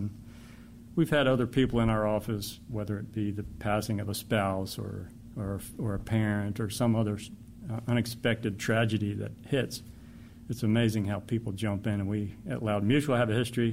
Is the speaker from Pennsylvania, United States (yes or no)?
no; Maryland, United States; also born or lived in West Virginia; I grew up in Maryland and lived in West Virginia for a time.